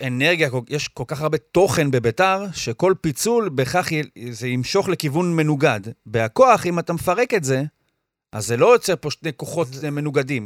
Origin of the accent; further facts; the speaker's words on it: Or Yehuda, Tel Aviv District, Israel; אני מאור יהודה